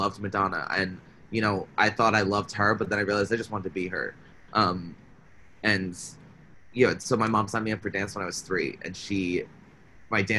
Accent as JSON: {"language": "English", "town": "South Plainfield", "region": "New Jersey", "country": "United States", "tie": "born or raised there", "also_born_or_lived": "Pennsylvania", "moved": "as an adult", "lives_now": "Astoria, United States", "said": "I'm from South Plainfield, New Jersey, the same hometown as Michelle Visage"}